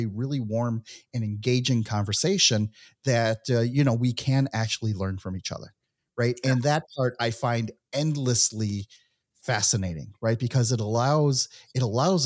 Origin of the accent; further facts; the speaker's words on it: United States; moved away as an adult; also born or lived in Mexico / Israel; I was born and raised in the United States